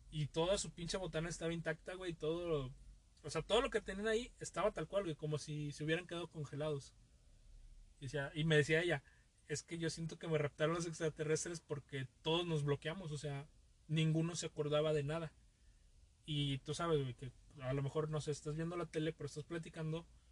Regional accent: Veracruz, Mexico; yo vengo de Veracruz

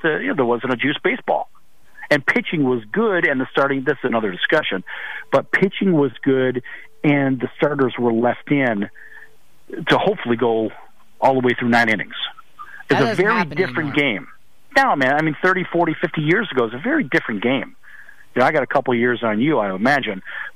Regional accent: Chicago, Illinois, United States; growing up in Chicago

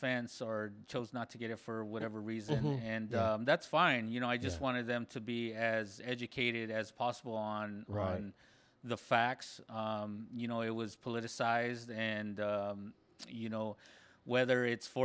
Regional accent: Escondido, California, United States; I grew up in Escondido.

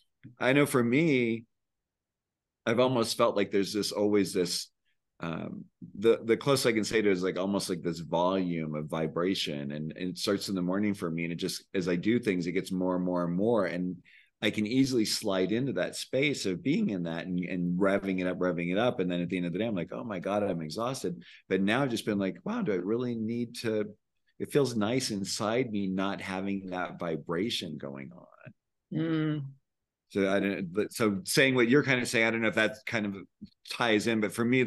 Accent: California, United States; now in Santa Fe, United States; I came from the Bay Area where I was like, always felt like I was a human doing. And then I moved to Santa Fe thinking I'd be a human being.

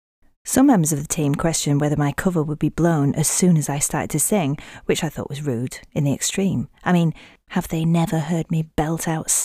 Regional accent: Yorkshire and the Humber, United Kingdom; accent: Yorkshire; I can sing without my Yorkshire accent too.

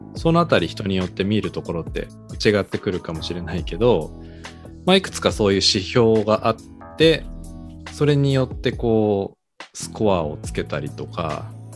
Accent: Yamaguchi, Japan; now in Tokyo, Japan; 出身が山口県だから、まさに地方都市ということで、まあ、今はね東京に住んでるけど

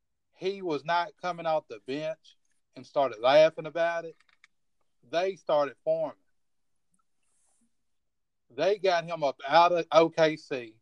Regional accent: Virginia, United States; born or raised there

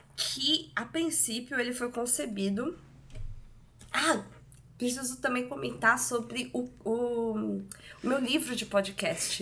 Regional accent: Santos, São Paulo, Brazil; eu tô em Santos. Nós somos de Santos e eu não me imaginava voltando a morar em Santos

